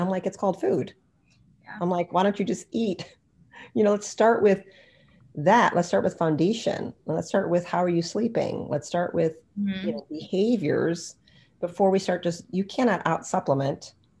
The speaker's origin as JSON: {"language": "English", "country": "India", "said": "Ayurvedic medicine, I'm Indian, so that's like my game, right?"}